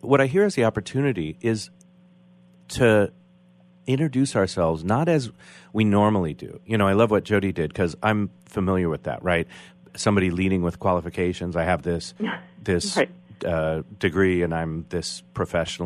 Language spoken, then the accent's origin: English; United States; I'm identifying as American